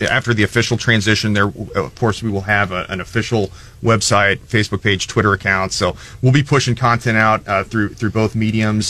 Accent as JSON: {"language": "English", "region": "Missouri", "country": "United States", "tie": "born or raised there", "said": "I grew up here in Mid-Missouri and attended school here in Mid-Missouri"}